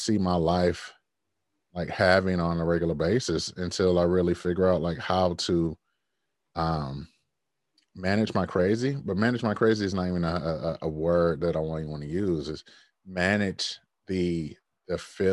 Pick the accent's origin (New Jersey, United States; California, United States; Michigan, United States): Michigan, United States; Detroit; I grew up in Detroit where death was just there